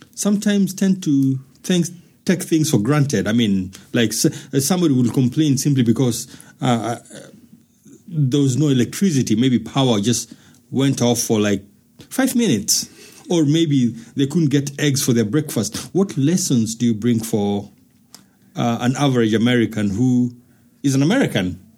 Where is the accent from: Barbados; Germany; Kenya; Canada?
Kenya; as a Kenyan, who lives in Kenya, who knows Kenya